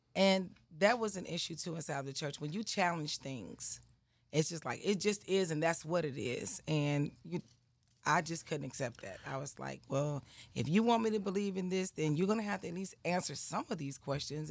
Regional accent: Atlanta, Georgia, United States; also born or lived in Clayton County, Georgia; I'm from Atlanta, Georgia. Atlanta, Atlanta, Southwest Atlanta

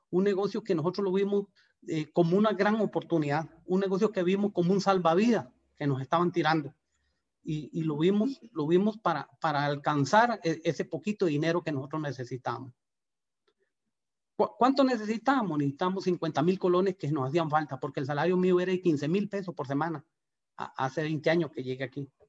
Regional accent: Guanacaste, Costa Rica; De verdad que nosotros eh, venimos de Guanacaste con, unas ganas de, trabajar como, todo el mundo, buscando trabajo, eh, con ganas de crecer.

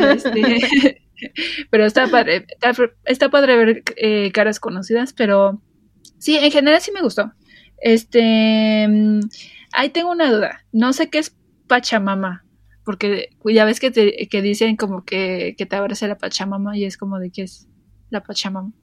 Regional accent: Mexico; yo soy mexicano

